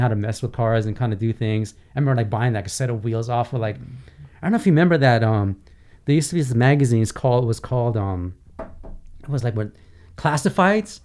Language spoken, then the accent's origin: English; Glendale, California, United States; English is a second language; also born or lived in Iran; I grew up in Glendale, California